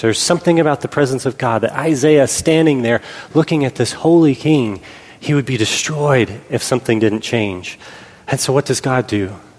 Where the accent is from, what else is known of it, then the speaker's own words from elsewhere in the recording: Pennsylvania, United States; we were growing up in Pennsylvania